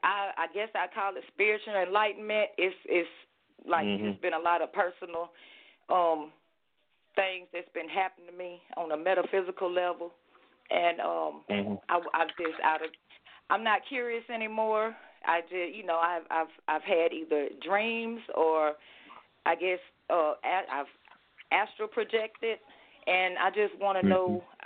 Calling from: Athens, Georgia, United States; I'm calling from Athens, Georgia.

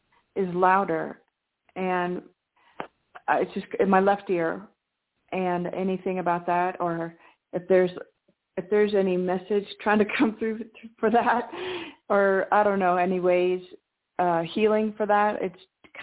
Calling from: New Mexico, United States; in New Mexico.

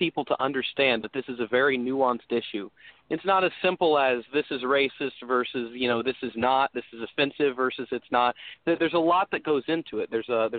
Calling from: Illinois, United States; I'm joining you from Frosty, Illinois. It's pretty cold over here, but I'm pretty fired up.

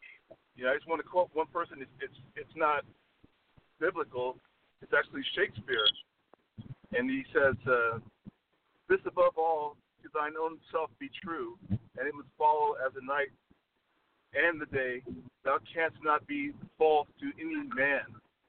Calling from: La Quinta, California, United States; I'm calling from La Quinta, California.

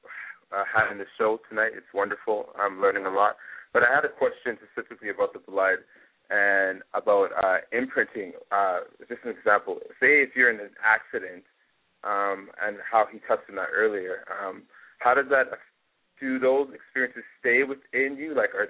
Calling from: Vancouver, British Columbia, Canada; I'm calling from Vancouver, Canada.

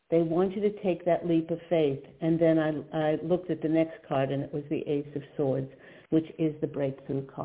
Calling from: Virginia, United States; I'm calling from Virginia.

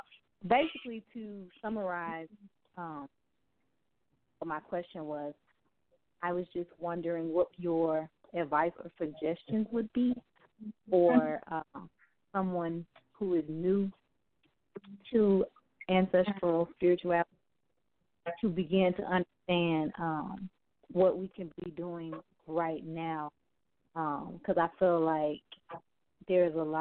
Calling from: Houston, Texas, United States; This is … again from Houston.

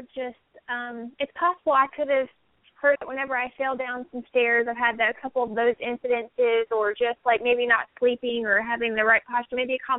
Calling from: San Diego, California, United States; and I'm calling from San Diego area.

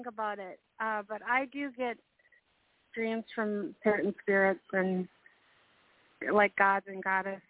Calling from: Minnesota, United States; I'm calling from Minnesota.

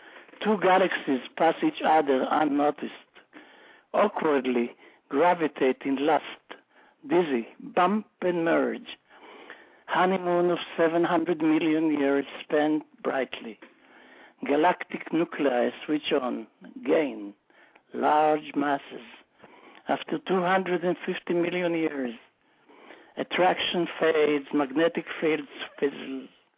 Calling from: Elkins Park, Pennsylvania, United States; I'm calling from Elkins Park, Pennsylvania.

